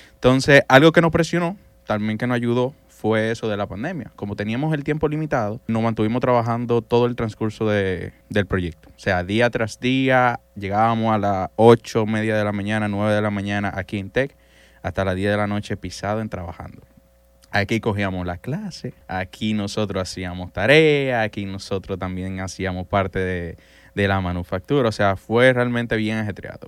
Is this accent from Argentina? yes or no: no; San Cristóbal, Dominican Republic; Yo soy de San Cristóbal